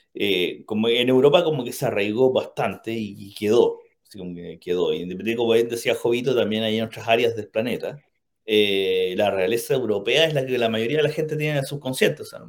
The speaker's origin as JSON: {"language": "Spanish", "country": "Chile", "said": "nosotros que somos chilenos"}